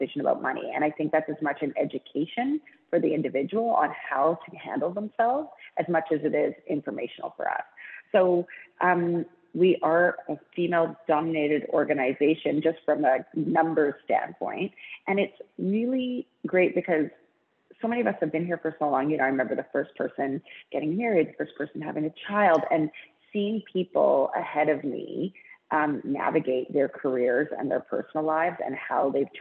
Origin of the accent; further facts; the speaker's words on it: Vancouver, British Columbia, Canada; I grew up in Vancouver, went to an all girls private school, and then worked at Aritzia